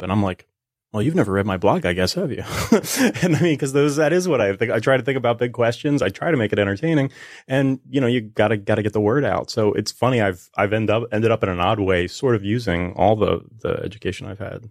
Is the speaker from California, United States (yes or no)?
no; New Jersey, United States; moved away as an adult; also born or lived in Philadelphia / Hollywood; I was born in, uh, Philly. I was raised in South Jersey, and then I went to college in Philly.